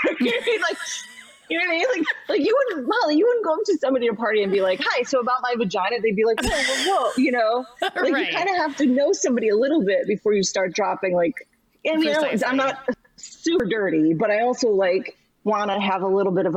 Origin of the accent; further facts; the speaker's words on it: Buffalo, New York, United States; I'm from there